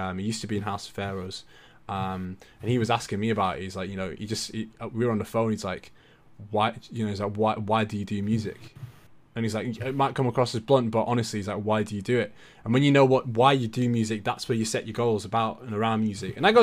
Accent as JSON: {"language": "English", "town": "Brisbane", "region": "Queensland", "country": "Australia", "tie": "born or raised there", "also_born_or_lived": "Tweed Heads", "moved": "yes", "said": "I was born in Brisbane. I used to live in Tweed Heads"}